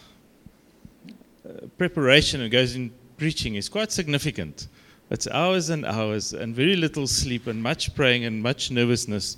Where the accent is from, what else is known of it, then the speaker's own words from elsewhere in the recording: South Africa; accent: Afrikaans; my Afrikaans accent